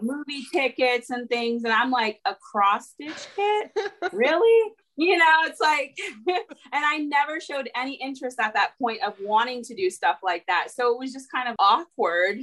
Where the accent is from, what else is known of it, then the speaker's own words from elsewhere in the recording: California, United States; now in Atlanta, United States; I was actually born and raised in California